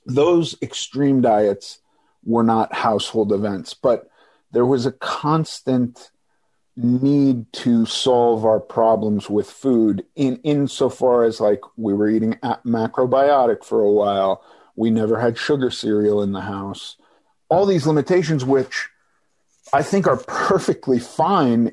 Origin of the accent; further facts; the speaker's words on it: Los Angeles, California, United States; also born or lived in New York; I was born in New York, but we moved to Los Angeles when I was very young. And I've pretty much lived here in LA my whole life